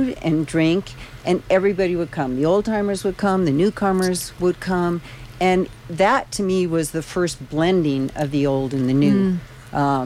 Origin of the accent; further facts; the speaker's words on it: outside of Detroit, Michigan, United States; now in Telluride, United States; I grew up outside of Detroit